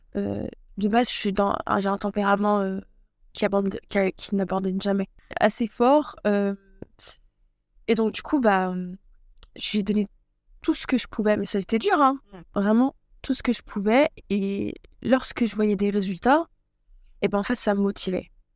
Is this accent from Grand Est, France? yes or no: yes; Troyes, Grand Est, France; also born or lived in Aix-Marseille / Loire; Je suis native euh, de Troyes, donc dans l'Aube, dans le 10